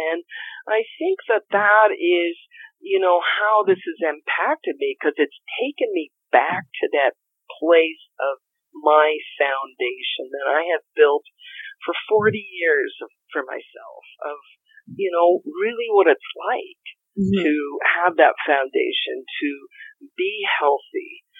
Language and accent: English; Colorado, United States; also born or lived in Sedona / Santa Fe / California / Washington State; I'm from Colorado, but I've traveled the world and I've lived also in Sedona. I've lived in Santa Fe. And I've lived in different parts of California and Washington State and the Virgin Islands and Canada.